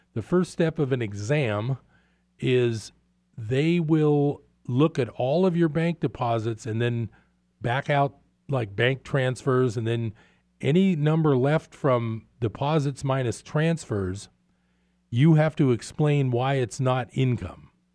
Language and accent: English; East Bay, California, United States; moved away as an adult; I grew up in the East Bay